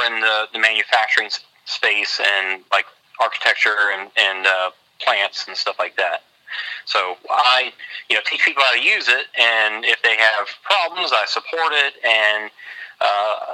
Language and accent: English; near New Orleans, Louisiana, United States; now in Texas, United States; I'm from Louisiana, down near New Orleans